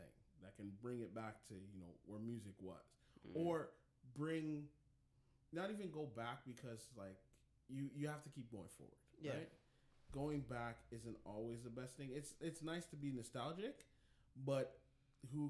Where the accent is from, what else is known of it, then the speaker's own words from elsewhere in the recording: Jamaica; I'm a Jamaican, so, you know, I have to represent my people, them.